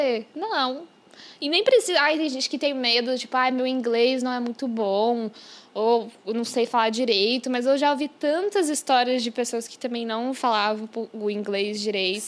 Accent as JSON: {"language": "Portuguese", "country": "Brazil", "moved": "yes", "lives_now": "New York, United States", "said": "eu já morei no Brasil e que minha família mora lá e eu tenho essa sou bilíngue"}